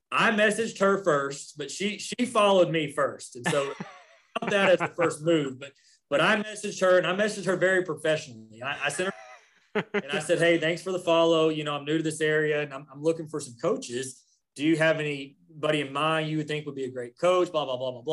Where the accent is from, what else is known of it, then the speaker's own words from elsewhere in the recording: Dallas, Texas, United States; moved away as an adult; also born or lived in Justin, Texas / Lewisville, Texas; now in Alvin, United States; growing up in Dallas, every Sunday we were watching the Cowboy game.